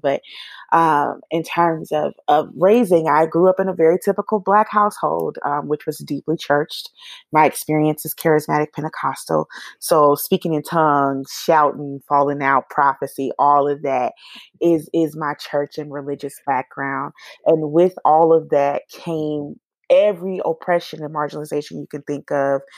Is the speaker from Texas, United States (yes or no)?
no; Atlanta, Georgia, United States; also born or lived in Tallahassee, Florida / Portal, Georgia; I actually was born in Tallahassee, Florida, raised here in Atlanta, Georgia, which is where I have spent the majority of my life